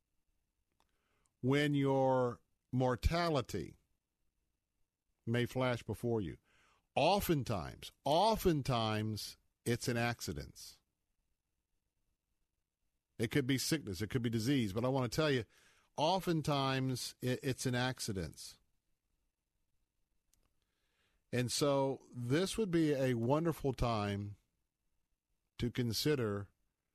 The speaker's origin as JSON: {"language": "English", "town": "Tampa", "region": "Florida", "country": "United States", "tie": "born or raised there", "said": "I grew up in Tampa. I grew up in kind of the Bible Belt"}